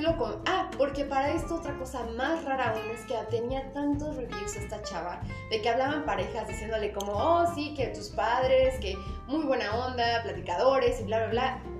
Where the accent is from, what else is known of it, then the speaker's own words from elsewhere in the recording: Mexico; era mexicana